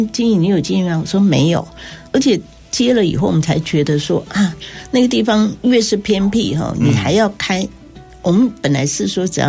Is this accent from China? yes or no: no; Taiwan; 那我自己从小在眷村，因为东吃西吃